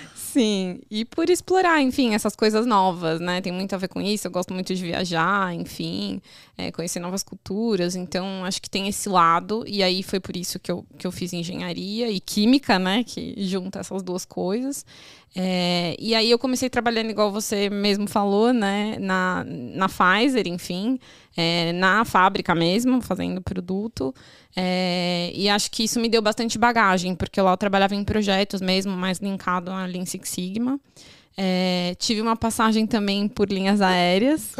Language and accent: Portuguese; São Paulo, Brazil; eu sou de São Paulo